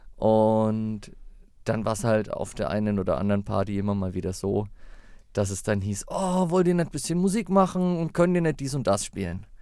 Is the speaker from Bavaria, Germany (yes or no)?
yes; Fichtel Mountains, near Bayreuth, Bavaria, Germany; ich komme ursprünglich aus dem Fichtelgebirge in der Nähe von Bayreuth